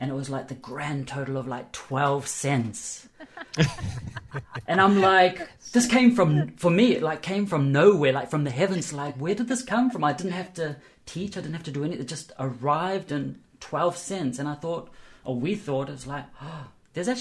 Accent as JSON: {"language": "English", "country": "New Zealand", "said": "I'm from New Zealand"}